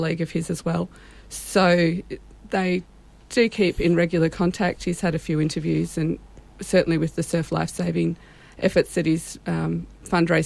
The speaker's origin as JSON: {"language": "English", "town": "Sydney", "region": "New South Wales", "country": "Australia", "tie": "born or raised there", "said": "we grew up just down in Tarramurra"}